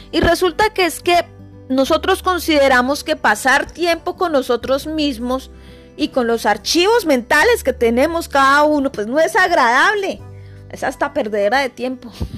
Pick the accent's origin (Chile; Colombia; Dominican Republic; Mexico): Colombia; soy colombiana